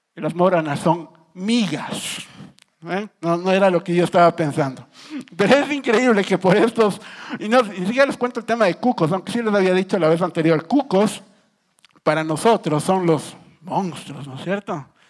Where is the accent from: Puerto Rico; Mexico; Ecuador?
Ecuador; yo soy ecuatoriano